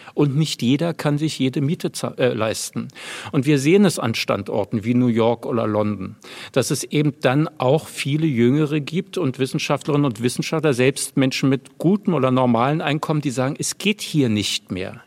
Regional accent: Berlin, Germany; Und ich bleibe ja auch Berliner erstmal. Also es ist meine Heimatstadt und ich lebe hier und ähm, das, ich habe auch noch nie woanders gelebt

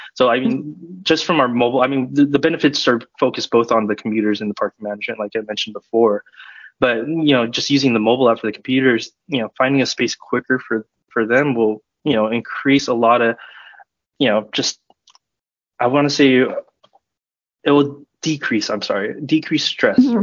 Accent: Southern California, United States; moved away as an adult; also born or lived in Bay Area / Sacramento; I'm originally from Southern California, but I moved up to the Bay Area to study computer science and technology management at UC Davis.

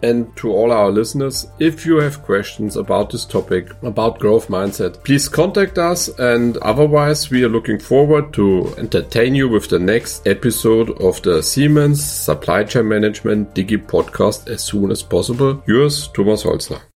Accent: Upper Palatinate, Bavaria, Germany; As I'm coming from the Oberpfalz

